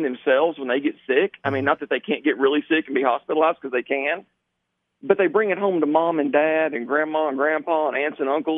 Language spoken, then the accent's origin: English; South Arkansas, United States; I grew up in South Arkansas, and that is classic country from where I grew up.